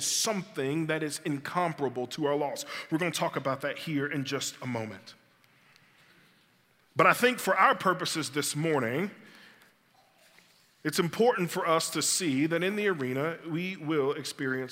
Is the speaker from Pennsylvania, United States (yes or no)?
no; Birmingham, Alabama, United States; I grew up in West End and later in the Clay area